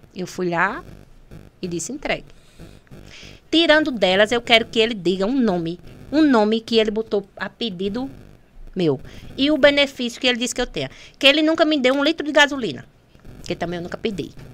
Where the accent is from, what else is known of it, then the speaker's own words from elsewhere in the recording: Pendências, Rio Grande do Norte, Brazil; Eu moro ali no Massapê, você sabe que eu sou do Massapê